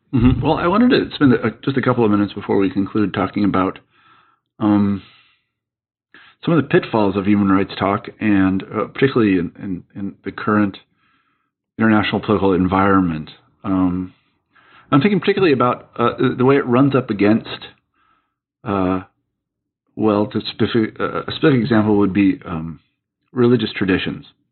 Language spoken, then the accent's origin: English; United States; as an American